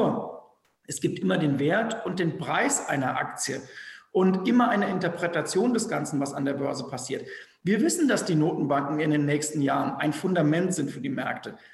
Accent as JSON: {"language": "German", "region": "North Rhine-Westphalia", "country": "Germany", "said": "ich komme aus dem Rheinland, bei, bei uns sagt man, dumm schwätzen zu lassen."}